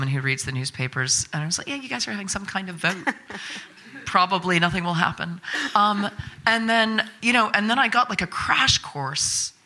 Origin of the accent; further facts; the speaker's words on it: United States; I'm from America, you know, where everything is fine